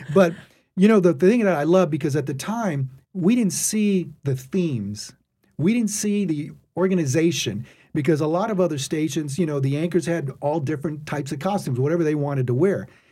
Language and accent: English; Texas, United States; moved away as an adult; also born or lived in Atlanta / Corpus Christi / Rio Grande Valley; now in New Orleans, United States; my home state of Texas